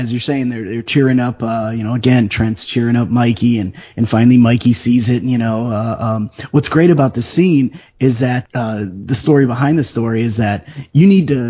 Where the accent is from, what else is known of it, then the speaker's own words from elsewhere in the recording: Chicago, Illinois, United States; And I grew up in Chicago.